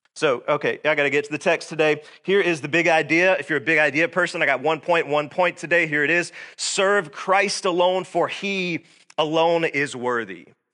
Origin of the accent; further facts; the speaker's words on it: Georgia, United States; I was born and raised right here in Georgia